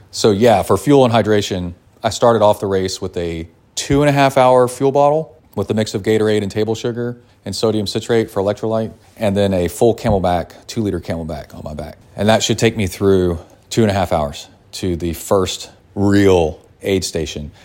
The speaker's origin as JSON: {"language": "English", "town": "Kingwood", "region": "Texas", "country": "United States", "tie": "born or raised there", "said": "I grew up in Kingwood"}